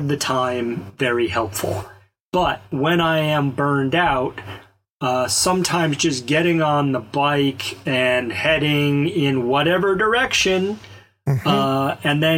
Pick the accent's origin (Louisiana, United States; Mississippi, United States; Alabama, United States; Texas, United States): Alabama, United States; I grew up in Alabama